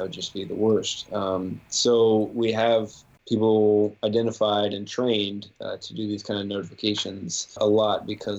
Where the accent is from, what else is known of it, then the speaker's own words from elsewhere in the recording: United States; as a American